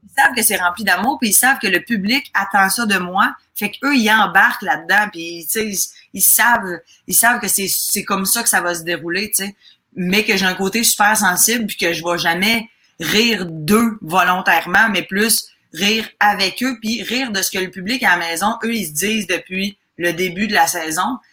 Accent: Chambly, Quebec, Canada; born or raised there; also born or lived in Lac-Saint-Jean, Quebec / Roberval, Quebec; now in Montreal, Canada

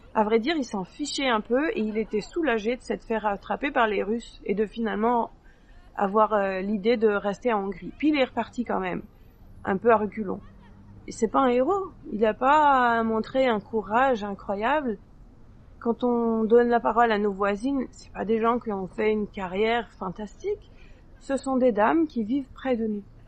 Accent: France; moved away as an adult; now in Quebec, Canada; j'ai grandi en France, mais j'ai un père hongrois

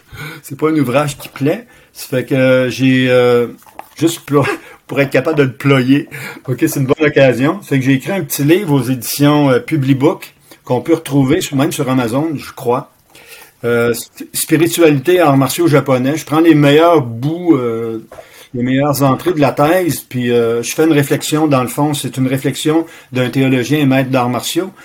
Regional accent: Quebec City, Quebec, Canada; also born or lived in Sherbrooke; Je suis natif de la ville de Québec

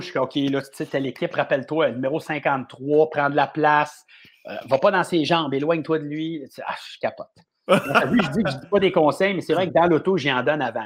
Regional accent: Montreal, Quebec, Canada; mes parents sont à la même maison où j'ai grandi toute ma vie, je suis vraiment un Montréalais

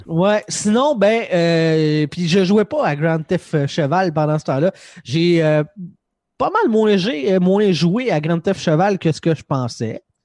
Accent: Quebec, Canada; je suis du Québec.

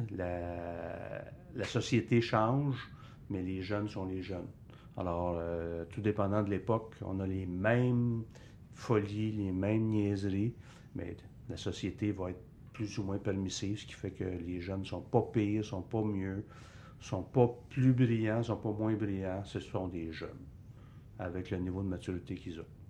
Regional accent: Bay, Quebec, Canada; also born or lived in Sherbrooke; je suis originaire de Bay

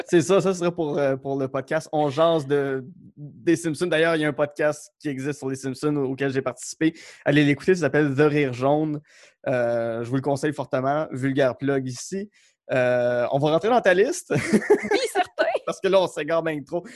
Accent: Outaouais, Quebec, Canada; moved away; je viens de l'Outaouais

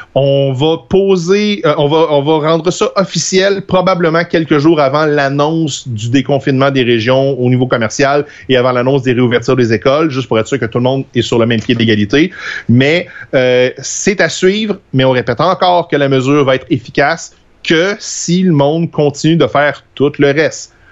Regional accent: Trois-Rivières, Quebec, Canada; moved away; also born or lived in Alma; je viens de Trois-Rivières, puis quand j'ai déménagé euh, à Alma

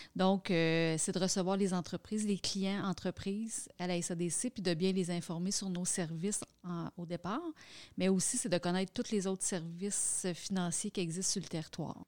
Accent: Quebec, Canada; travailler dans ma région, ma région natale

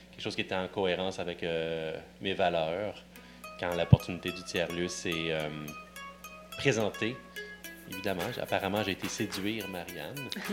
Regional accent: Sorel-Tracy, Quebec, Canada; moved away as an adult; now in Laval, Canada; moi, c'est pas de la Naudière que je viens. Je viens de la banlieue de Sorel. Donc, je, je, grandis dans un fond d'un rang. je suis Lavallois depuis sept ans

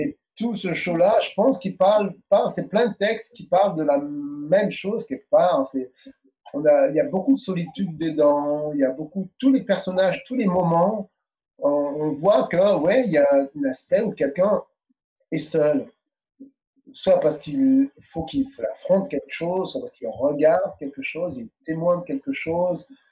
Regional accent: France; moved away as an adult; also born or lived in Paris; now in Quebec, Canada; Nous, on est nés en France. Euh, ses enfants, et nous, on est français. On est surtout dans notre enfance, on était plus français que martiniquais

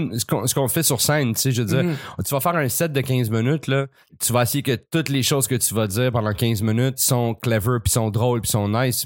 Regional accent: Laval, Quebec, Canada; also born or lived in Montreal; je suis déménagé de Montréal à Laval

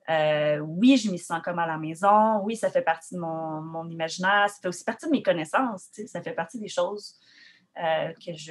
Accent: Rimouski, Quebec, Canada; moved away as an adult; also born or lived in Sainte-Odile; now in Montreal, Canada; je viens de Rimouski, euh, originaire de Rimouski, euh, élevée et éduquée à Rimouski jusqu'à mes 18 ans.

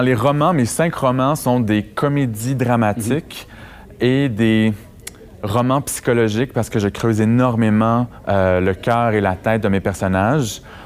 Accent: Amos, Quebec, Canada; moved away as an adult; also born or lived in Montreal; c'était en Abitibi, dans ma ville natale

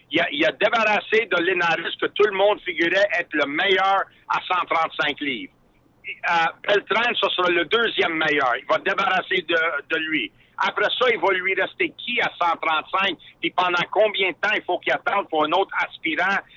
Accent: Quebec, Canada; moi, un petit gars de Québec là, qui, est passionné par la boxe

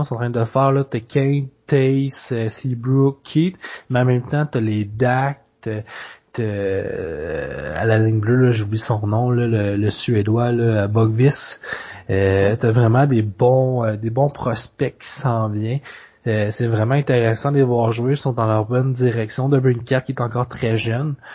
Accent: Quebec, Canada; en tant que Québécois

